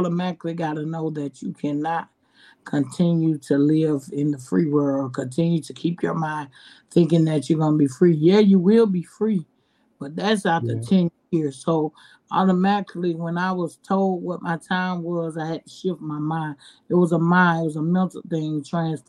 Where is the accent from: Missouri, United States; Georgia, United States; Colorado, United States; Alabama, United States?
Georgia, United States; Atlanta; I am from Atlanta, Georgia, and I am 35 years old